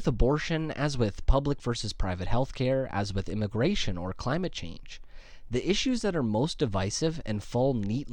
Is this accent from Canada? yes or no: yes; Canada; as a Canadian